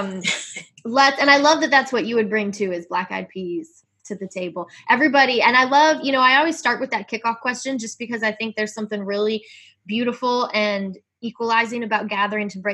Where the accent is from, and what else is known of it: Virginia, United States; born or raised there; now in West Coast, United States